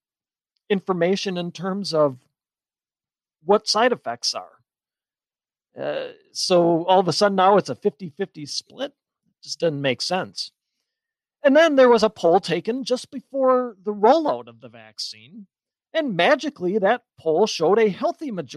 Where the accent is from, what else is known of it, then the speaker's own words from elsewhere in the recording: Wisconsin, United States; my home state of Wisconsin